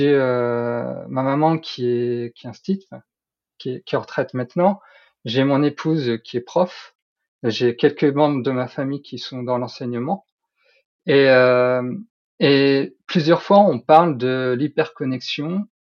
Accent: Nord, Hauts-de-France, France; je suis nordiste

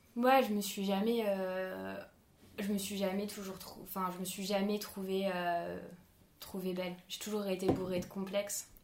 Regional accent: France; je suis française

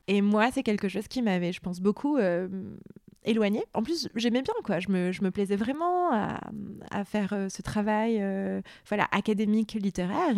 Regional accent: Beirut, Beirut Governorate, Lebanon; moved away; j'ai grandi au Liban, à Beyrouth

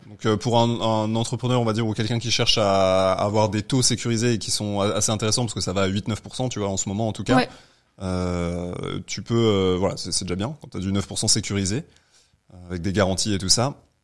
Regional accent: Aix-les-Bains, Auvergne-Rhône-Alpes, France; moved away as an adult; now in Paris, France; je suis de Aix-les-Bains de mm. base

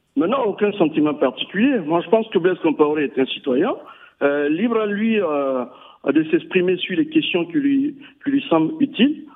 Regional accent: Burkina Faso; On est tous des Burkinabés

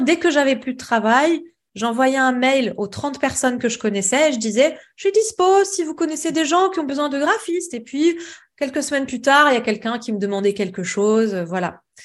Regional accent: Lebanon; moved away as an adult; now in Paris, France; je suis libanaise, donc j'ai fait mes études au Liban

